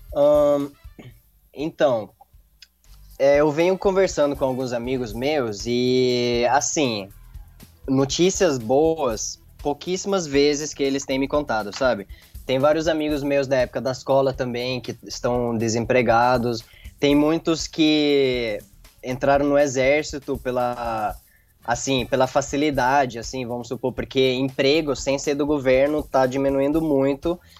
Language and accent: Portuguese; Lebanon; Portuguese is a second language; o libanês gosta muito de festa, sabe? A gente gosta de se divertir